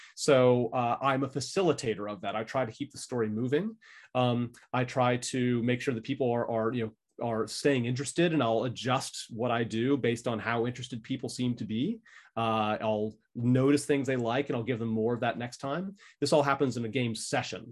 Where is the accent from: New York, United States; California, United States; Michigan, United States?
California, United States; moved away as an adult; now in Brisbane, Australia; I'm from California originally.